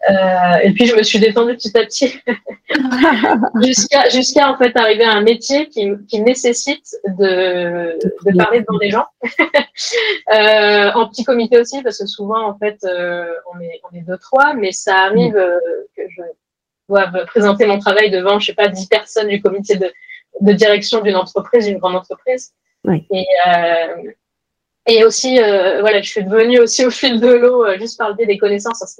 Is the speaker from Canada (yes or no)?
no; Grenoble, Auvergne-Rhône-Alpes, France; moved away as an adult; also born or lived in Ireland / Toulouse / Paris / Lille; now in Malmö, Sweden; En fait, j'ai commencé à donc je suis de Grenoble. Euh, j'ai vécu en Irlande, à Toulouse, à Paris, à Lille, à Aix-en-Provence, à Lyon. Et là, je suis en Suède, à Malmö, euh, près de Copenhague, dans le sud de la Suède